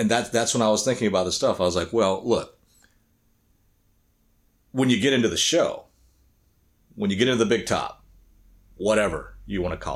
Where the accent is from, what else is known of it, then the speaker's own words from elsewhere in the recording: United States; also born or lived in Korea; growing up in the United States